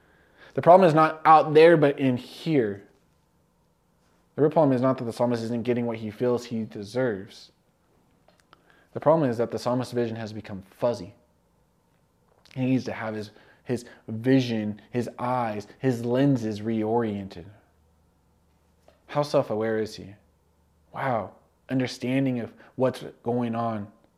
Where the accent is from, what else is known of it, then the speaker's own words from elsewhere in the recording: California, United States; I remember when I was growing up in California, we had a couple seasons.